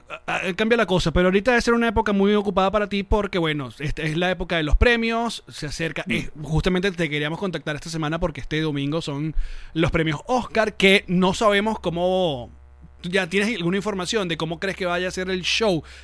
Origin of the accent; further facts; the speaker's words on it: Venezuela; moved away; nosotros tenemos mucho tiempo sin hacer radio desde que salimos de Venezuela.